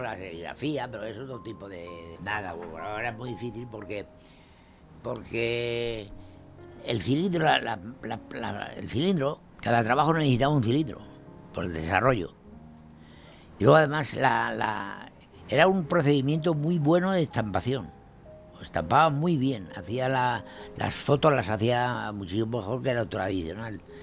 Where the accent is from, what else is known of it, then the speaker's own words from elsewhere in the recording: La Horra, Castile and León, Spain; also born or lived in Burgos; Yo nací en La Horra el día 1 de marzo de 1928.